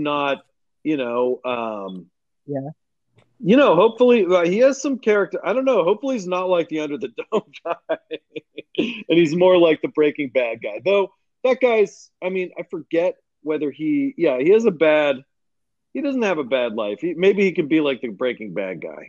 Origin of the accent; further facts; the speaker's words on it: Pittsburgh, Pennsylvania, United States; moved away; I grew up in the North Hills of Pittsburgh, Allison Park